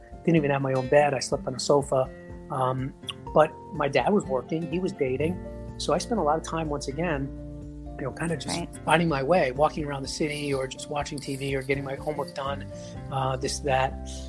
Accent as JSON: {"language": "English", "town": "New York City", "region": "New York", "country": "United States", "tie": "born or raised there", "said": "where I grew up in Queens, you went to junior high school from 7th, 8th, and 9th grade."}